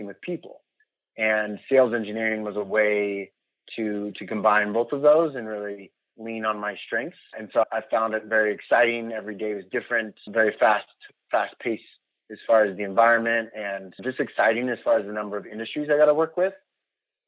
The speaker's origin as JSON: {"language": "English", "town": "Mount Vernon", "region": "Washington", "country": "United States", "tie": "born or raised there", "moved": "as an adult", "lives_now": "Salt Lake City, United States", "said": "I was born and raised in Mount Vernon, Washington. Grew up in the Northwest there"}